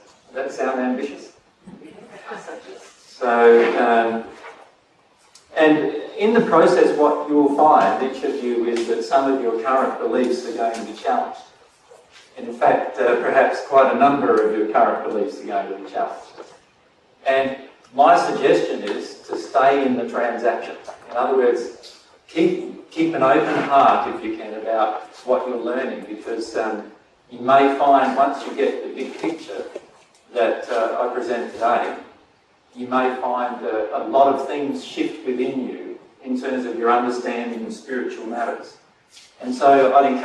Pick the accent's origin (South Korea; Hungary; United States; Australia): Australia; I'm Australian, right? So I speak Australian, not English.